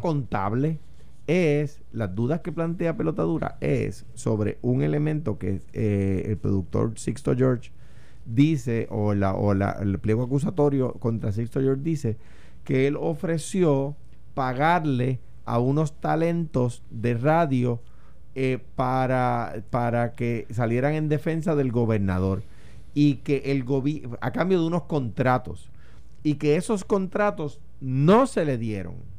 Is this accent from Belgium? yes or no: no; Puerto Rico; mi aspiración como puertorriqueño